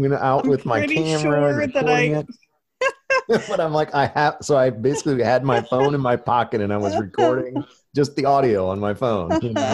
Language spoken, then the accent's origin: English; Midwest, United States; I grew up in the Midwest.